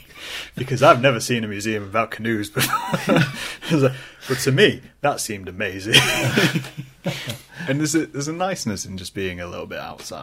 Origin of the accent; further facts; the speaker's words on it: Scunthorpe, Yorkshire and the Humber, United Kingdom; moved away; I'm originally from Scunthorpe.